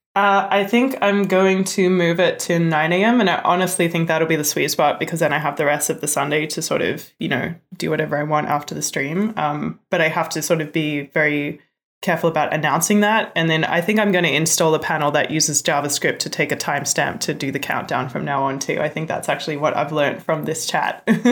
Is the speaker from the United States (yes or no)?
no; Australia; born or raised there; moved away